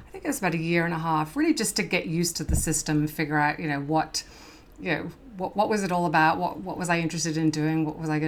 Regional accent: Worcestershire, West Midlands, United Kingdom; moved away as an adult; now in California, United States; I grew up in England in the Worcestershire area.

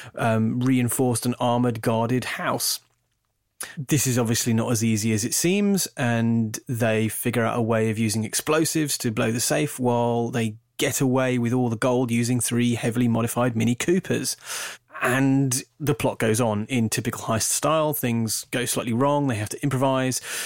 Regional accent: United Kingdom; I'm, I'm British

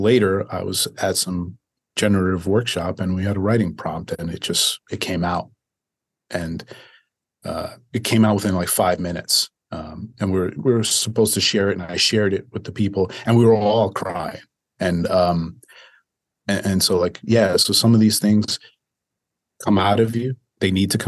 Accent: Dominican Republic; now in United States; I was born in Dominican Republic.

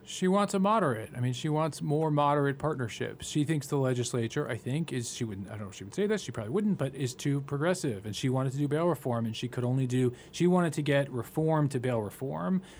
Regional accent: New York City, New York, United States; growing up in the Far, uh, on the Upper East Side

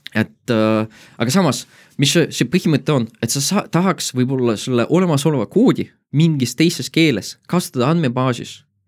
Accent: Tartu, Tartu County, Estonia; mina olen Tartust

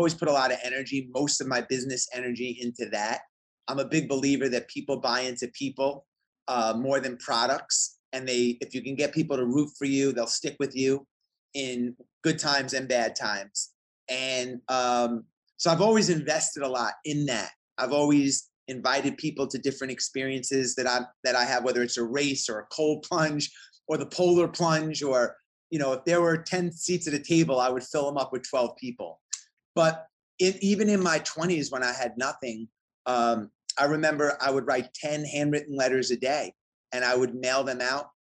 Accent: New York and Long Island, United States; moved away as an adult; now in Atlanta, United States; I grew up in New York and Long Island in the 80s

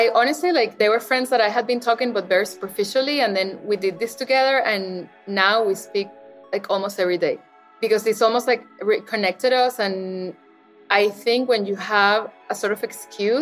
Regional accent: Caracas, Capital District, Venezuela; moved away; in Caracas, where I grew up

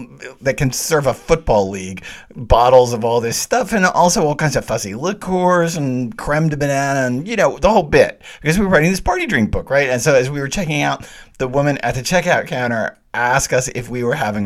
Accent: the South, United States; I'm the Southerner

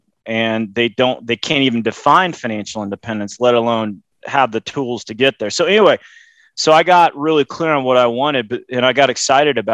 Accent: Loveland, Colorado, United States; growing up in Loveland, Colorado, which is 60 miles north of Denver

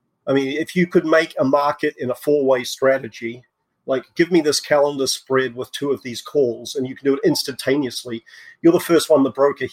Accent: New Zealand; moved away as an adult; also born or lived in England; I was born in New Zealand. I did my undergrad in physics there.

